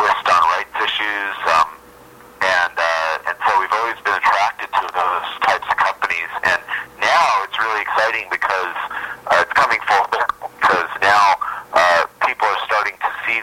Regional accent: Ogden, Utah, United States; moved away as an adult; also born or lived in Maine / Washington, D.C.; now in New York City, United States; I'm actually from Ogden, Utah.

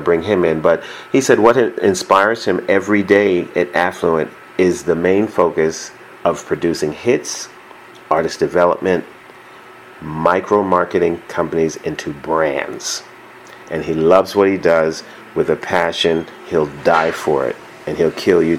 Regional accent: New York City, New York, United States; now in Los Angeles, United States; from my hometown of New York City

